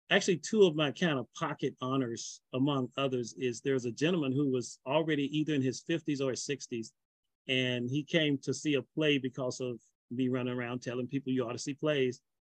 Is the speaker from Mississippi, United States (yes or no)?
yes; Mississippi, United States; also born or lived in Los Angeles / Texas; now in Atlanta, United States; Very excited to be here. I'm originally from Mississippi. I've lived in and out of the Atlanta area since 1991.